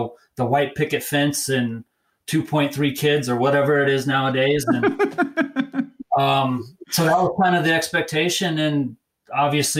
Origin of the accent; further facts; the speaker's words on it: Fort Collins, Colorado, United States; I grew up, I'm a native of Colorado. I spent most of my younger years in Fort Collins